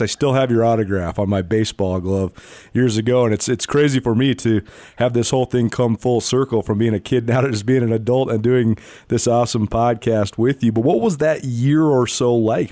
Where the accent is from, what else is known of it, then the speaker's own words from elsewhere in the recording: Missoula, Montana, United States; I grew up in Missoula. We moved to Missoula in 1993.